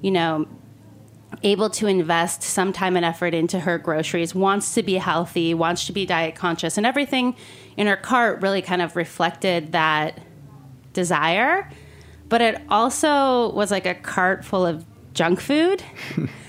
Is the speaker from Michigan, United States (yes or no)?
yes; Michigan, United States; moved away; I'm originally from Michigan